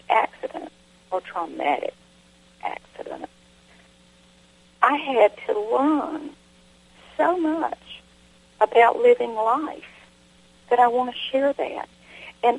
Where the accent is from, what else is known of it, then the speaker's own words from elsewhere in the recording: the South, United States; accent: southern; my southern accent